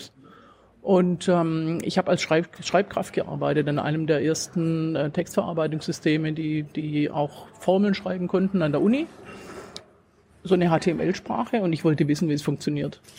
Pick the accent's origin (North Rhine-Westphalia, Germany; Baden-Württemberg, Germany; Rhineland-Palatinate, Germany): Baden-Württemberg, Germany; Swabia, Black Forest; accent: Swabian; Aus äh, Schwaben, das kann man hören, aus dem Schwarzwald.